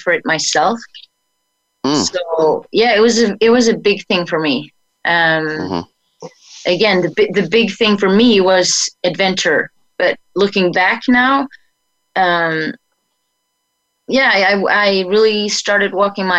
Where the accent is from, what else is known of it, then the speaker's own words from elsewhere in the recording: Sweden; moved away; I got trained by the American Red Cross in Sweden